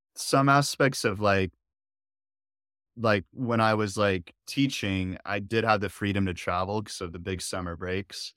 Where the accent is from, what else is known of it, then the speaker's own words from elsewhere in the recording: Dallas, Texas, United States; I was born here in Dallas